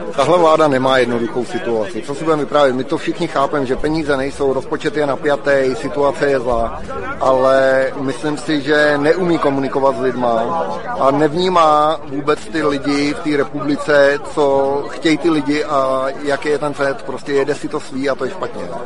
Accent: Panenský Týnec, Ústí nad Labem Region, Czechia; Jsem z Lounska, potažmo z Panenského týmce a hospodařím v okolí Panenského týmce.

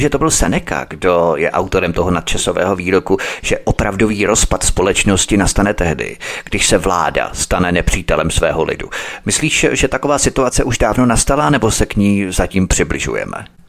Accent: Czechia; My jako Češi

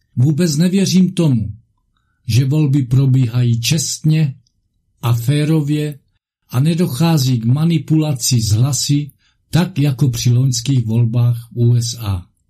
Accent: Moravia, Czechia; u nás na Moravě

